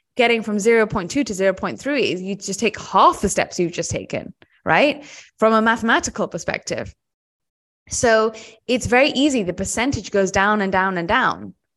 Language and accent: English; United Kingdom; I'm British